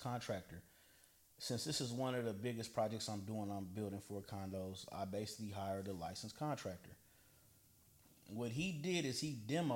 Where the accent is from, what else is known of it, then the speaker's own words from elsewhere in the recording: Oakland, California, United States; also born or lived in Vallejo, California; I lived in Oakland until I was 12, and I moved to Vallejo